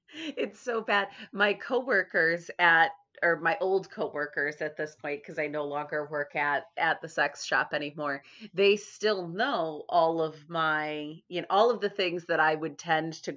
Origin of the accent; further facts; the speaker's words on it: Chicago, Illinois, United States; I grew up in Chicago